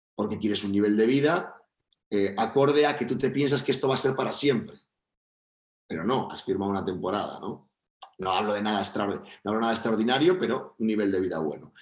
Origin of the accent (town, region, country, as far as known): Spain; also born or lived in Valencia